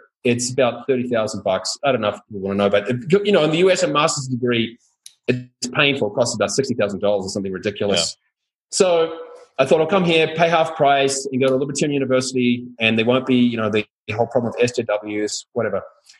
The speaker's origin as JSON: {"language": "English", "country": "New Zealand", "moved": "as an adult", "lives_now": "Guatemala", "said": "I'm from New Zealand, so a world apart from Latin America."}